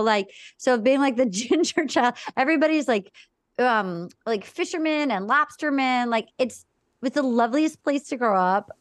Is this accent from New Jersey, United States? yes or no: no; Little Compton, Rhode Island, United States; I grew up in Little Compton, Rhode Island.